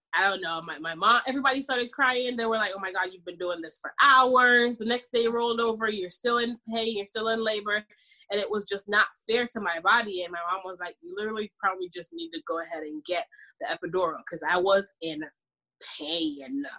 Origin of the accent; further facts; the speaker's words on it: Jamaica; I'm Jamaican by the way. I'm from the islands.